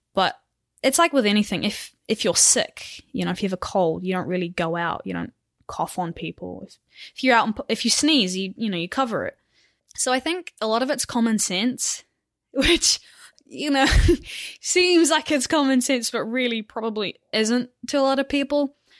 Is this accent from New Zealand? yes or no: yes; Auckland, New Zealand; moved away as an adult; now in United States; I'm from Auckland, New Zealand, far away, and I race for Butcher Buck Cycling